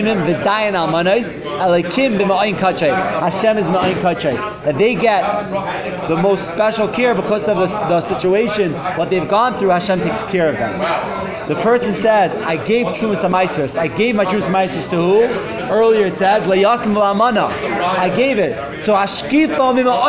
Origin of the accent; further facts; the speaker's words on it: New York City, New York, United States; moved away as an adult; also born or lived in Flatbush, Brooklyn / New Jersey; now in Miami Beach, United States; From Brooklyn